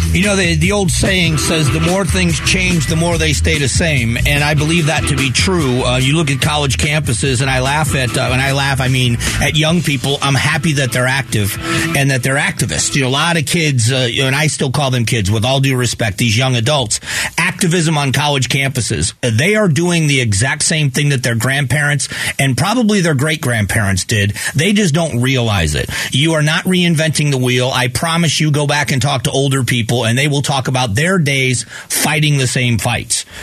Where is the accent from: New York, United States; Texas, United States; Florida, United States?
Florida, United States; Fort Myers; moved away; We just had a major hurricane in my hometown. Hurricane Ian pummeled Fort Myers, Florida